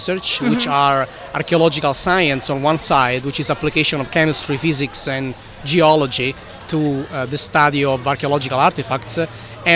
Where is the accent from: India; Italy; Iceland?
Italy; Sicily; accent: Italian; English is a second language; moved away as an adult; now in Tampa, United States; Sicily, which is the country from which I come from, as uh-huh. you can tell from my tough Italian accent